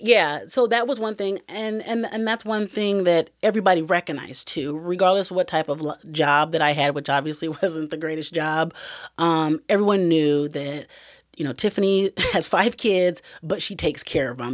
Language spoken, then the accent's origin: English; Iowa, United States; moved away as an adult; I knew that I had to move away from Iowa. That's my hometown